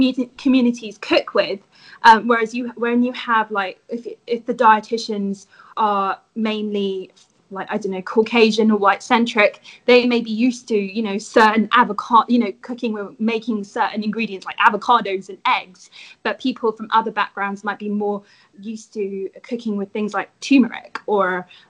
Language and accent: English; London, United Kingdom